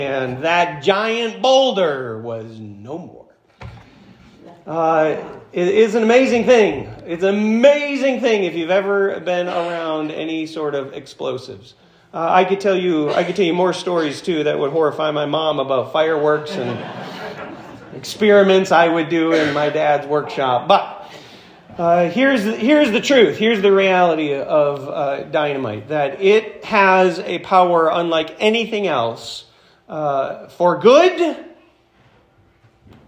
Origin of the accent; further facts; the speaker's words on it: Florence, United States; When I was growing up in Florence